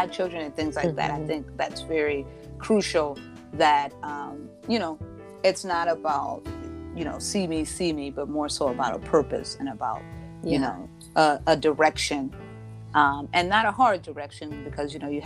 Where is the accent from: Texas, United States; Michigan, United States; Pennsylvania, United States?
Michigan, United States; Three Rivers; moved away as an adult; also born or lived in Minneapolis, Minnesota; in my hometown of Three Rivers, Michigan